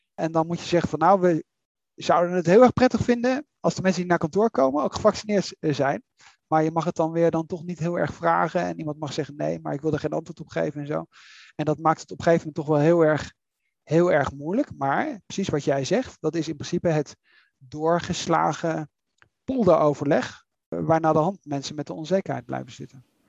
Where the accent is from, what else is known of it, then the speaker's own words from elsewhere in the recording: Netherlands; moved away; ik ben, eh, ik ben Nederlander